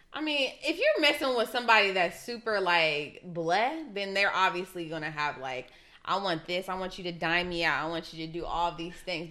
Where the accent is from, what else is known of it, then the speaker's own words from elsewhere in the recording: Ohio, United States; I'm from Ohio